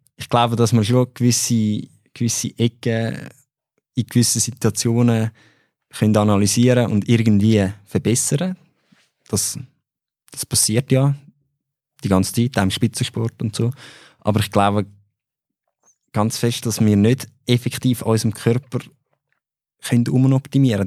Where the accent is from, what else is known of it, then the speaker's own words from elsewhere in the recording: Switzerland; bei uns in der Schweiz